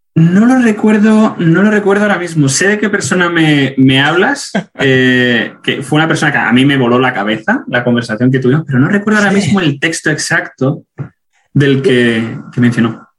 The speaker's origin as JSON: {"language": "Spanish", "region": "Ceuta", "country": "Spain", "also_born_or_lived": "Granada / Germany", "moved": "as an adult", "lives_now": "United States", "said": "soy de Ceuta"}